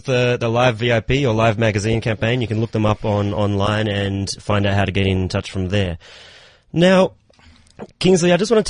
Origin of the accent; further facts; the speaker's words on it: Australia; now in South Africa; I'm from Australia.